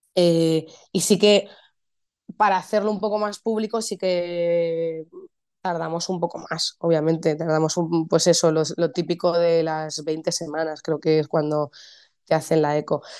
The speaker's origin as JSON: {"language": "Spanish", "town": "Madrid", "region": "Community of Madrid", "country": "Spain", "said": "soy actriz, eh, soy de Madrid, vivo en Madrid"}